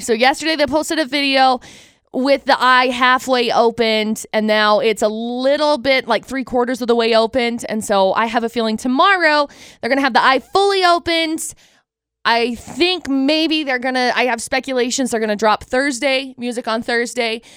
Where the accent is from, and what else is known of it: Utah, United States